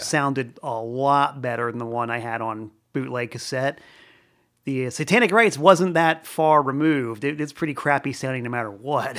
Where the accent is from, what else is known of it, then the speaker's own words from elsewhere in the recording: Florida, United States; now in Danbury, United States; I'm originally from Florida